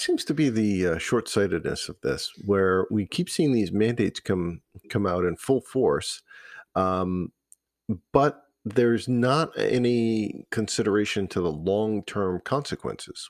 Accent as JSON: {"language": "English", "town": "Cumberland", "region": "Rhode Island", "country": "United States", "tie": "born or raised there", "also_born_or_lived": "East Providence, Rhode Island / North Smithfield, Rhode Island", "said": "I grew up in Cumberland."}